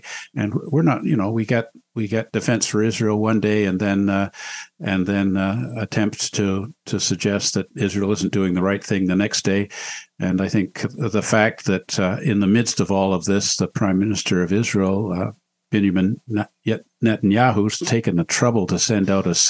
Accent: Canada; I feel really a lot of regret about that as a Canadian

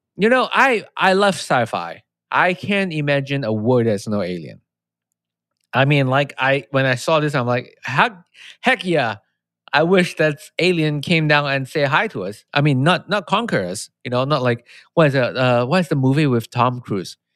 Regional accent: Malaysia; moved away; I'm from Malaysia

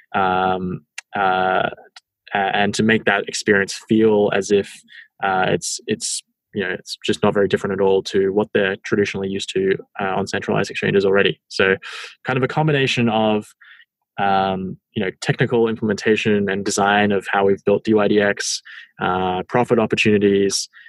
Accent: Australia; I'm from Australia

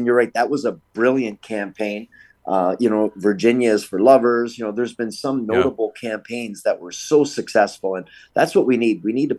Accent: Niagara Falls, Ontario, Canada; I am Canadian.

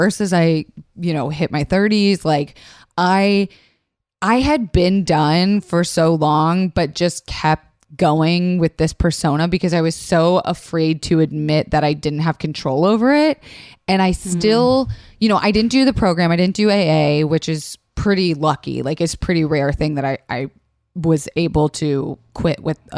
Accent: Florida, United States; growing up in Florida

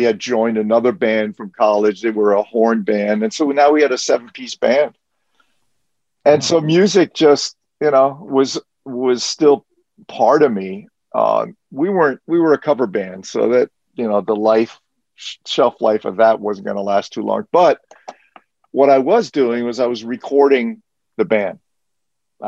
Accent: New York City, New York, United States; also born or lived in France / Catskills; I am a native New Yorker

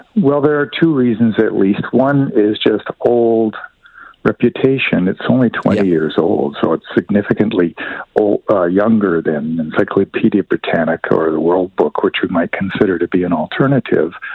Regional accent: Canada; me as a Canadian

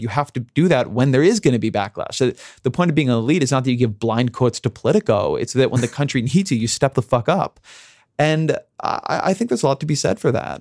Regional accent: United States; I'm an American

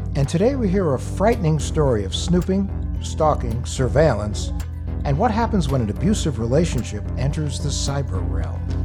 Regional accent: the East, Northeast, United States; moved away as an adult; also born or lived in Michigan; I'm from the East. I moved out west a couple years ago.

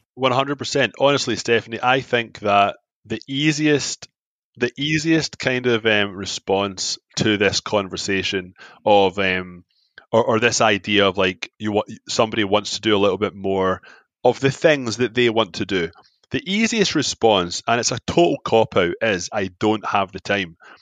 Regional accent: Glasgow, Scotland, United Kingdom; moved away as an adult; now in Toronto, Canada; I'm from Glasgow. Glasgow's the heart disease capital of Europe. I get brought up in fried foods

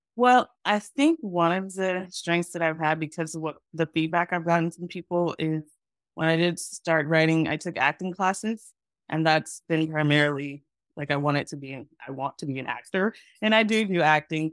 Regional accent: Texas, United States; moved away as an adult; also born or lived in Los Angeles / Atlanta; I am from Texas. That's where I grew up and went to college and grad school.

